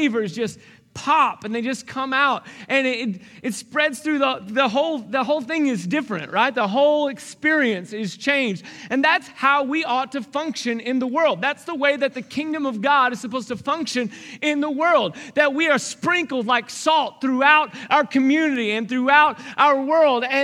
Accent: Arkansas, United States; I grew up in Arkansas, and so there was bluegrass music

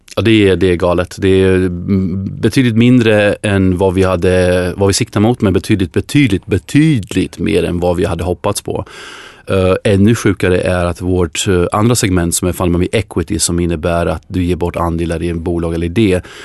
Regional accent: Sweden; oss som svenskar

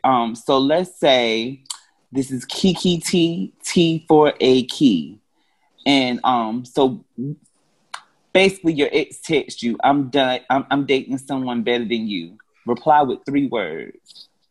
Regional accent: North Carolina, United States; accent: Carolina; now in Atlanta, United States

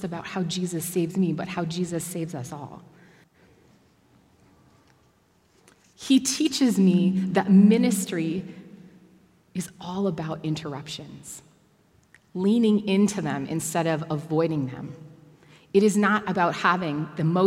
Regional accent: Bracebridge, Ontario, Canada; now in Toronto, Canada; I grew up in Bracebridge, which is a very small and at that time dominantly white town

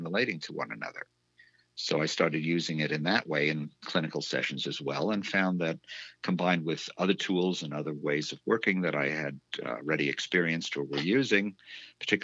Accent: New York City, New York, United States; moved away as an adult; also born or lived in Midwest / Prince Edward Island, Canada; now in Northampton, United States; I was a New Yorker. I grew up in New York

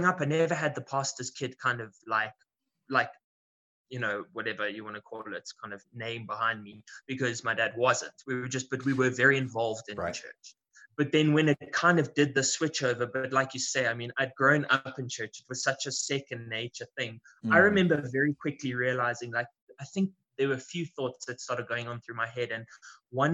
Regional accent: South Africa; I'm born and bred in South Africa.

